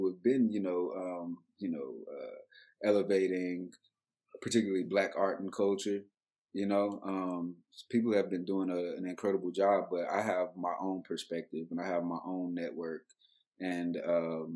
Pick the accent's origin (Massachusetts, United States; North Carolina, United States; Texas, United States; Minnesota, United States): Texas, United States; Dallas; also born or lived in Atlanta, Georgia / Baltimore / New York City; because I was raised here and I was exposed to so much art and culture